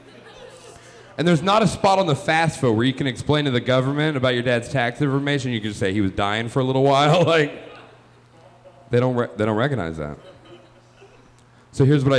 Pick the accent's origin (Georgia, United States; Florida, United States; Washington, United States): Georgia, United States; moved away as an adult; now in Chicago, United States; I grew up in Georgia